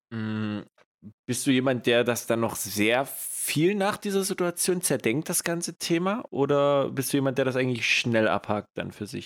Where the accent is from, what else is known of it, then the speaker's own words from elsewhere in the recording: East Germany, Germany; accent: ostdeutsch (East German); moved away; mein ostdeutscher Dialekt